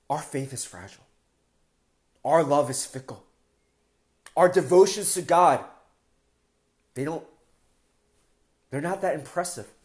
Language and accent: English; Philadelphia, Pennsylvania, United States; moved away as an adult; now in Toronto, Canada; when we first moved to Toronto, I mean, we're from Philadelphia, we moved maybe four or five years ago